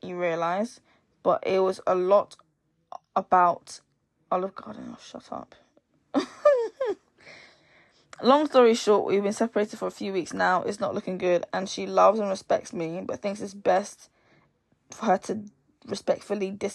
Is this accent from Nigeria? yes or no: yes; Nigeria; I'm Nigerian